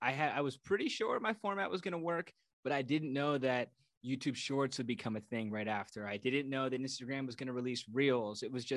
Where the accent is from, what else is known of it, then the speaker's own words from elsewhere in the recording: New York, United States; As a New Yorker, I hate to do you like that.